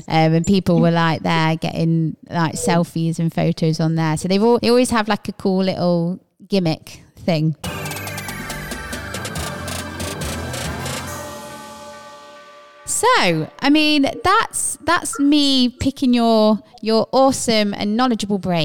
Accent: Leicester, East Midlands, United Kingdom; I'm not from London. I'm from Leicester, which is the Midlands

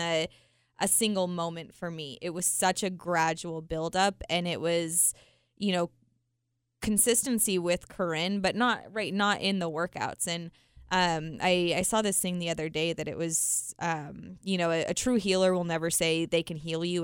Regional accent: Utah, United States; I was born and raised in Utah

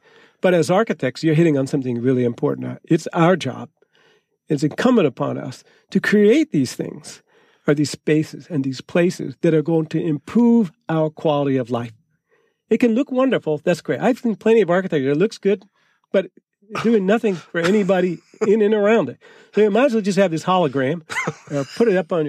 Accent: New Jersey, United States; moved away; I grew up in New Jersey, and they had projects. We called them the projects in Newark.

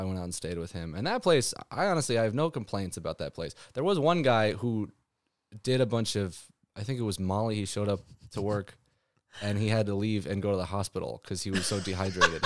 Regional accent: Santa Barbara, California, United States; moved away as an adult; now in Los Angeles, United States; growing up in Santa Barbara

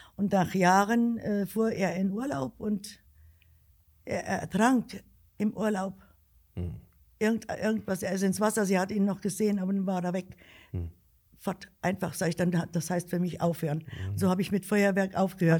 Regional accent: Alsfeld, Hesse, Germany; ich bin in Alsfeld geboren

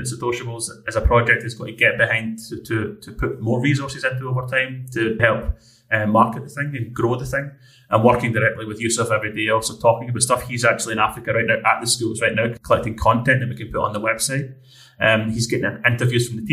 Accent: Scotland, United Kingdom; being the Scottish person I am

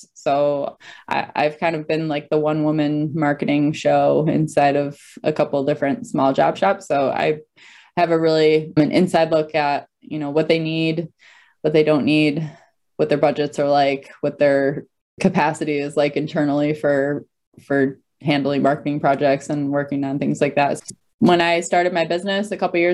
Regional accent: near Detroit, Michigan, United States; I grew up near Detroit

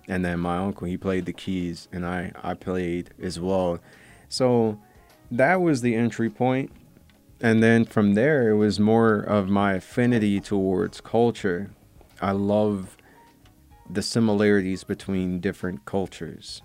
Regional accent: Pontiac, Michigan, United States; I grew up in an industrial town called Pontiac.

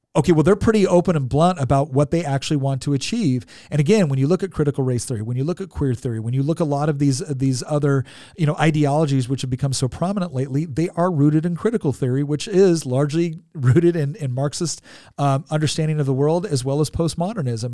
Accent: California, United States; moved away; I'm originally from California

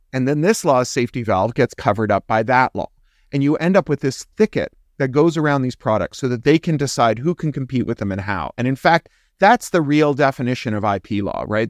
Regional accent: Canada; I'm also Canadian.

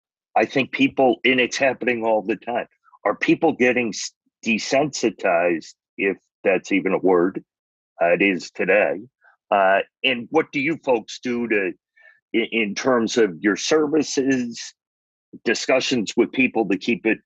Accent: Connecticut, United States; now in Massachusetts, United States; because I'm from Connecticut, I know the town

